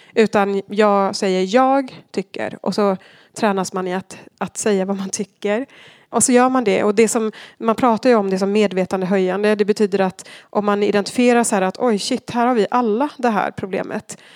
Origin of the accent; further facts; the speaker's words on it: Argentina; moved away as an adult; now in Sweden; Jag växte upp i Argentina